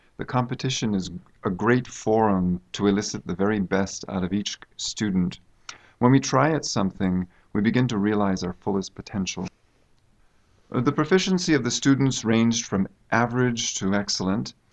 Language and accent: English; United States; moved away as an adult; now in China; I come from the United States